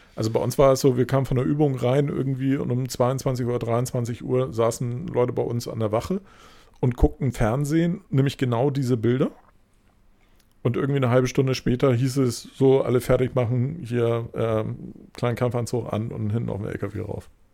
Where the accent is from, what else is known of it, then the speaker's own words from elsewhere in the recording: West Germany, Germany; ich halt da dann wirklich einfach als Wessi